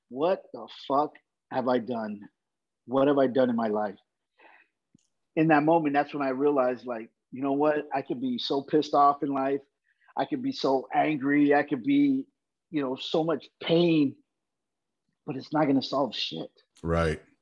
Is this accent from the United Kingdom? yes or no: no; Brawley, California, United States; also born or lived in Uvalde, Texas; so we moved to Southern California, a little uh, uh farm town uh, in Brawley, California.